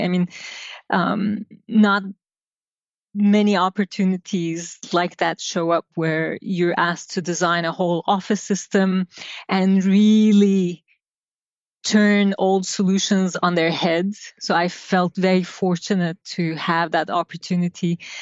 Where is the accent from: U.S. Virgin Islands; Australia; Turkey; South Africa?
Turkey; Izmir; I grew up in Turkey, uh, in a port city by the name of Izmir, by the Aegean.